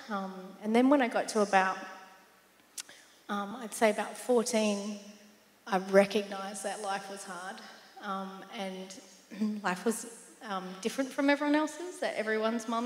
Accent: South Australia, Australia; moved away; I'm from South Australia. So sometimes you'll hear me say dance and Stobie Pole and stuff like

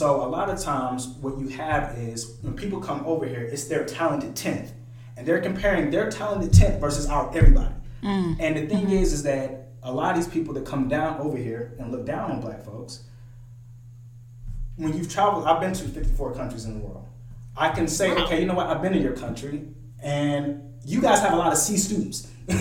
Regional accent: the South, United States; I'm from here

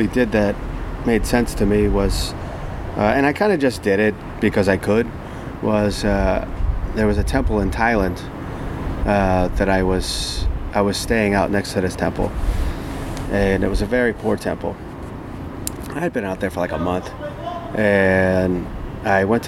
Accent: United States; I was from America

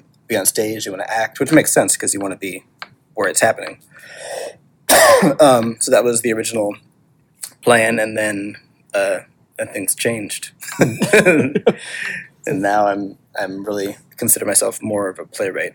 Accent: Rockford, Illinois, United States; now in New York City, United States; I'm from Rockford, Illinois

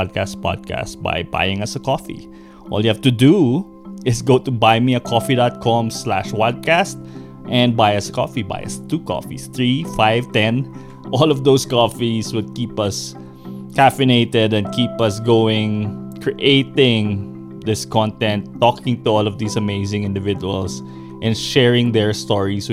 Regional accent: Baguio, Cordillera Administrative Region, Philippines; My hometown

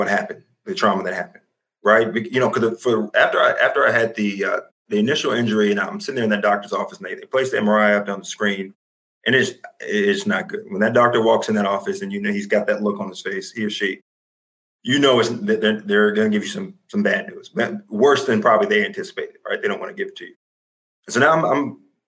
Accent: United States; I'm traded back, you know, to Washington, my hometown where I grew up

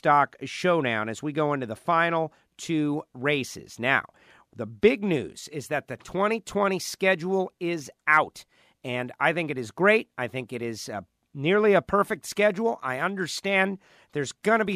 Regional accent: Florida, United States; My home state of Florida

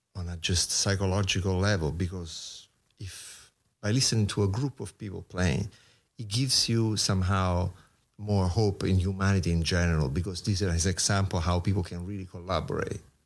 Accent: Rome, Lazio, Italy; moved away as an adult; now in New York, United States; I come from Rome, Italy, so being a musician in Rome

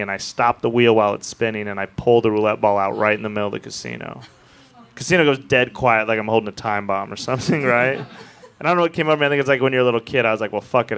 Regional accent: Wyoming, United States; I'm from Wyoming

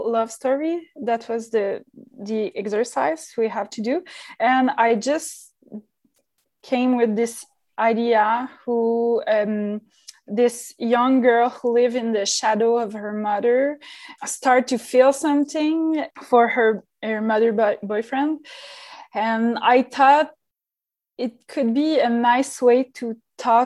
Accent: Montreal, Quebec, Canada; I'm a filmmaker from Montreal, Quebec, Canada

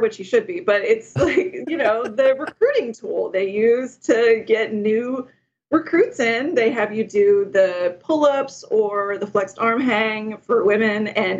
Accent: Arlington, Texas, United States; moved away as an adult; also born or lived in Austin, Texas; now in Los Angeles, United States; I am from Dallas, Fort Worth, Arlington, Texas.

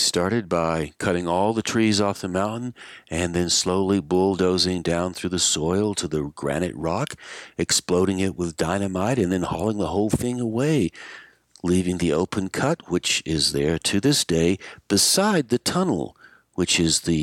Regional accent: Asheville, North Carolina, United States; When I was growing up in Asheville, North Carolina

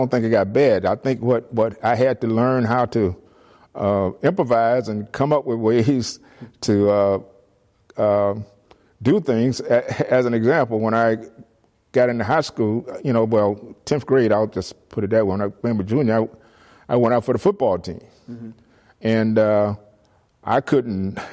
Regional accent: Miami, Florida, United States; moved away as an adult; now in San Jose, United States; I grew up in Miami, Florida

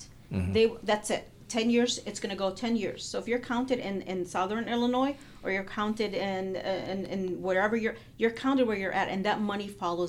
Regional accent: Palestine; now in United States; where are you from? I say Palestine.

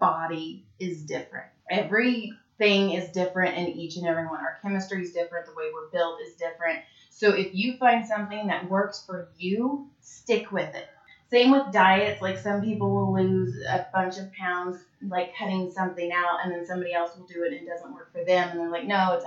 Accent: Madera, California, United States; also born or lived in Fresno; I'm from Madera, or Fresno

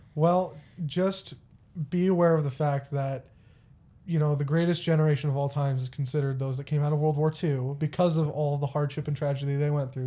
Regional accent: Texas, United States; also born or lived in Springfield, Missouri; now in McPherson, United States; I grew up in Texas

